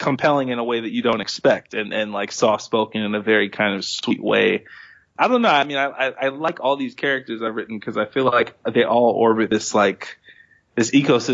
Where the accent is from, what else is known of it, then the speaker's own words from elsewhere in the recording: Maryland, United States; my life growing up in Maryland